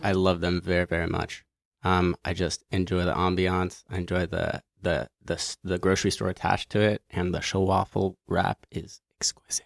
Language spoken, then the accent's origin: English; New York, United States; growing up in New York